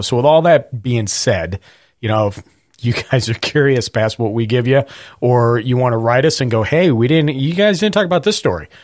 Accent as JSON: {"language": "English", "region": "Montana", "country": "United States", "tie": "born or raised there", "said": "I grew up with forest fires. I grew up in Montana"}